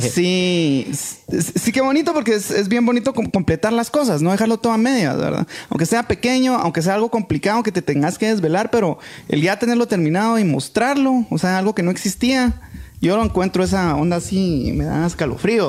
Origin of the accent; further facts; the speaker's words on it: Guatemala; somos buenos los chapines